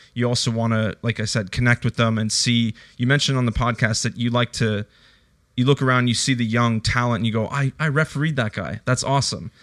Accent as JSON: {"language": "English", "country": "Canada", "tie": "born or raised there", "moved": "yes", "lives_now": "Australia", "said": "I grew up in Canada"}